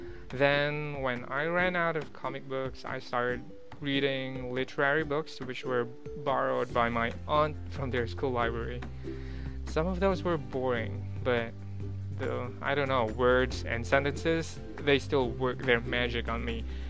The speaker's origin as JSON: {"language": "English", "region": "Metro Manila", "country": "Philippines", "tie": "born there", "said": "I was born in Metro Manila, I remember."}